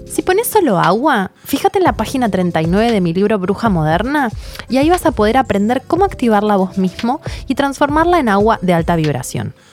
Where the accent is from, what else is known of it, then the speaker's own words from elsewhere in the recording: Argentina; nosotros acá, en Argentina, por lo menos de donde soy yo